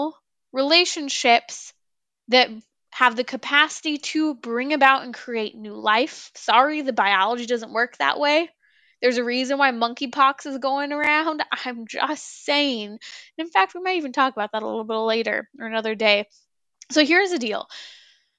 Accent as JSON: {"language": "English", "region": "California", "country": "United States", "said": "I come from the land of the fruits and the nuts. I come from California"}